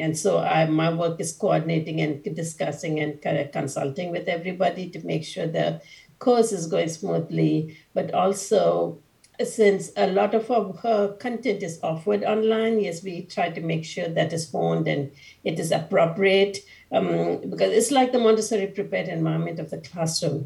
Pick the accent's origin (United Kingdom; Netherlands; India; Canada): India; I was born and brought up in India